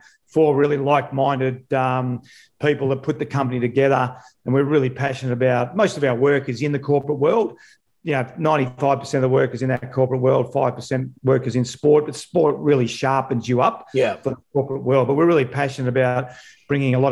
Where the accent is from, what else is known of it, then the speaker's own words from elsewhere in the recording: Melbourne, Victoria, Australia; I grew up in Melbourne, in Victoria, in Australia.